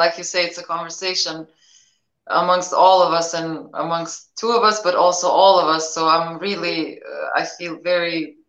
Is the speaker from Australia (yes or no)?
no; Pristina, Kosovo; English is a second language; Yeah, well, you know, since I remember myself, I remember the war, you know, on and off.